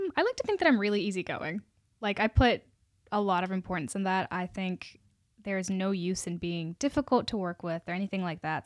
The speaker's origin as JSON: {"language": "English", "town": "Charlottesville", "region": "Virginia", "country": "United States", "also_born_or_lived": "South India (ancestry)", "moved": "as an adult", "lives_now": "Richmond, United States", "said": "I'm from Richmond, but originally I'm from Charlottesville"}